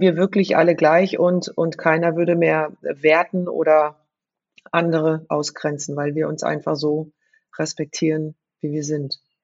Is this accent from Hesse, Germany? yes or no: yes; Frankfurt, Hesse, Germany; ich bin in Bonames groß geworden